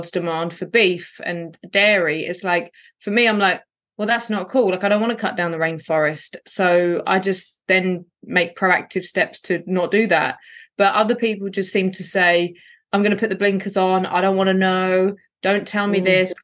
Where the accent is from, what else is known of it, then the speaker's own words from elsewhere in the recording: London, United Kingdom; I grew up in poverty in Southeast London on what's called a council estate